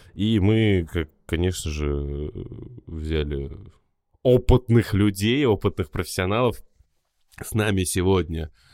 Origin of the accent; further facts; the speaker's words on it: Magnitogorsk, Chelyabinsk Oblast, Russia; я сам из Магнитогорска